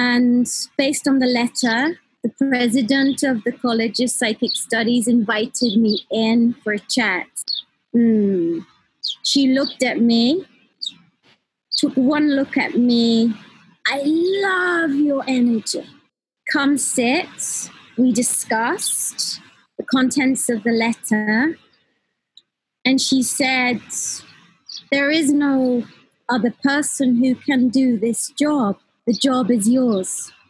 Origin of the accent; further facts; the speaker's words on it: Newcastle, North East England, United Kingdom; I grew up in Newcastle.